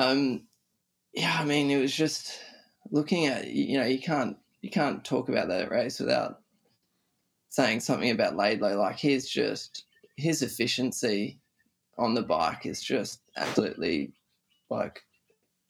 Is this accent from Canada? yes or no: no; Australia; as an Australian